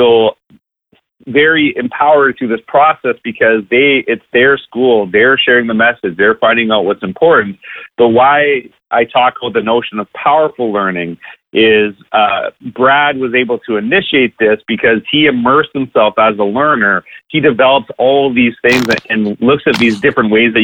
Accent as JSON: {"language": "English", "country": "Canada", "said": "I'm from Canada"}